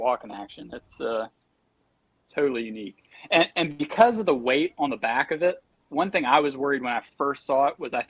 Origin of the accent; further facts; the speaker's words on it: United States; I'm from Hartwell.